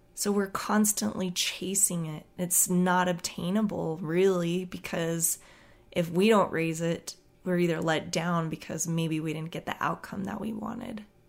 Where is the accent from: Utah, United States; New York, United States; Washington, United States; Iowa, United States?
Utah, United States; moved away; they would ask me where I was from. And I would tell them that I was from Utah